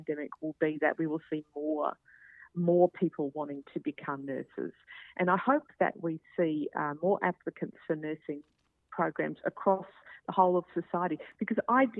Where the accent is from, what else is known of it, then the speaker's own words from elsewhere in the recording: Queensland, Australia; I'm a Queenslander